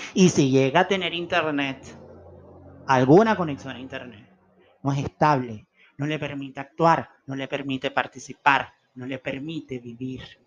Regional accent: Venezuela; los que hemos vivido en regímenes como el venezolano

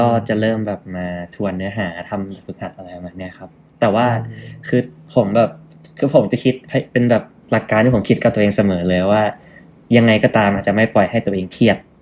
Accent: Bangkok, Thailand; also born or lived in Nakhon Ratchasima / Chonburi; เกิดที่โคราชครับผมแล้วก็ประมาณหนึ่งขวบก็ย้ายมาอยู่ชนบุรี แล้วก็เรียนอนุบาลหนึ่งที่นั่นแล้วก็ค่อยย้ายมากรุงเทพ

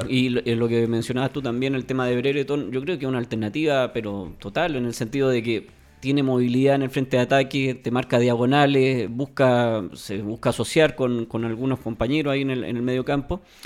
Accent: Chile; A nosotros como, país o como fútbol chileno

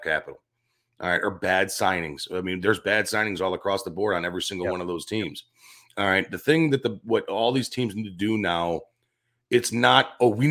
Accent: Chicago, Illinois, United States; I'm from Chicago

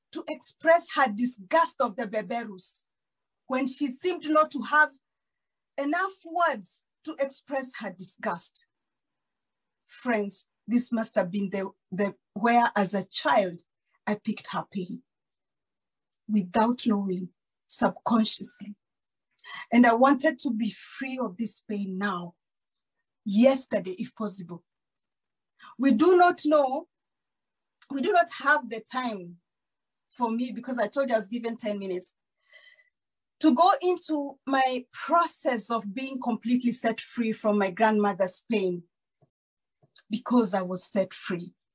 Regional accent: Kakamega, Kakamega County, Kenya; also born or lived in Kijabe, Kiambu, Kenya; I was born in Kiambu, in Kijabe. And when I was six years old, we moved to Kakamega

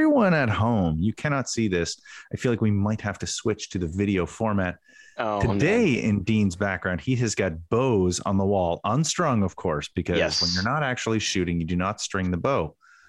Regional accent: Canada; as a Canadian

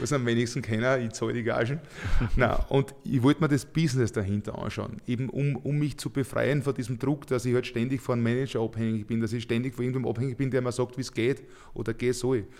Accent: Leitzersdorf, Lower Austria, Austria; in meinem Heimatort in Leitzersdorf

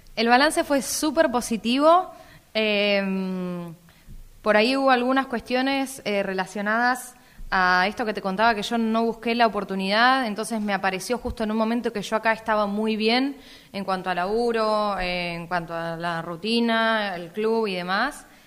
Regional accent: Necochea, Buenos Aires Province, Argentina; yo no era de Italia y que era de Argentina

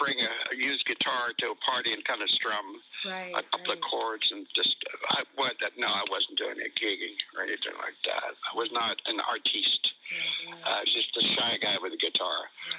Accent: Ireland; now in United States; Then I went to Ireland and went to my hometown, and I spent about a month there. Lived in a barn, and then came back to the States.

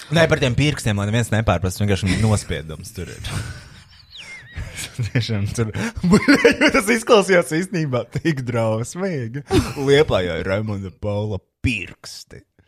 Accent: Latvia; es esmu latvietis.

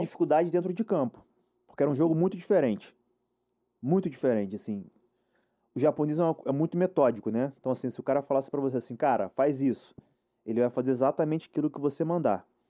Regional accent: Rio de Janeiro, Brazil; also born or lived in Muriqui / Guangzhou, China; eu também sou carioca.

